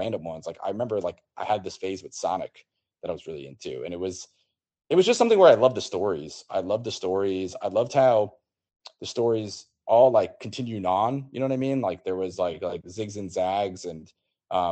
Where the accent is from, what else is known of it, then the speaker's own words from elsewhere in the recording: New York City, New York, United States; also born or lived in Nashville; I'm from Bayside, New York, which is in Queens